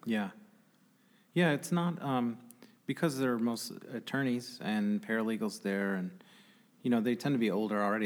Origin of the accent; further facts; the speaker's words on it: Grand Rapids, Michigan, United States; as a guy growing up on the Northeast Side